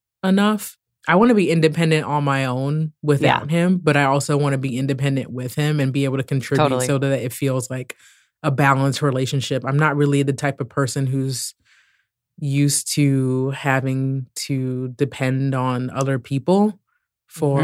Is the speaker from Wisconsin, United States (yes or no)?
no; D.C. area, Maryland, United States; moved away as an adult; also born or lived in Morocco / Oregon / Portland; I'm originally from the Maryland, D.C. area.